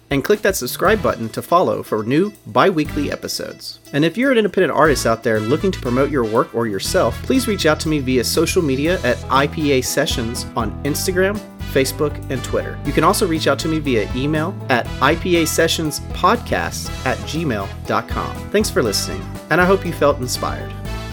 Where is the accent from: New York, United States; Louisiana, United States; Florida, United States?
Louisiana, United States; now in Los Angeles, United States; I'm from Louisiana